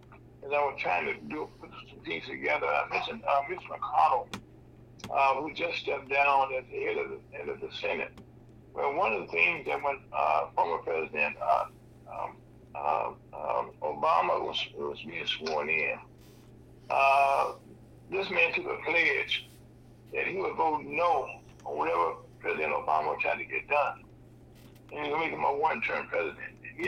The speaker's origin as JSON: {"language": "English", "region": "Mississippi", "country": "United States", "tie": "born or raised there", "also_born_or_lived": "Delta, Louisiana / Vicksburg, Mississippi", "said": "I grew up also in Gishwood, Mississippi"}